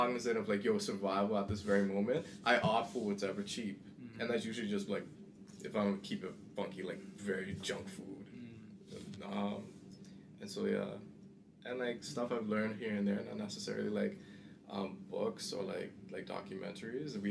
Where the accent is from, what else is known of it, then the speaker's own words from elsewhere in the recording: Bahamas; moved away; me growing up in the Bahamas